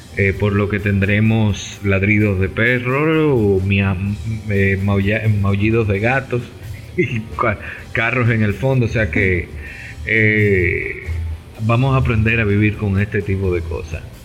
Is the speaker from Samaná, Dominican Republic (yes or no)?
no; Santo Domingo, Distrito Nacional, Dominican Republic; somos de Santo Domingo, República Dominicana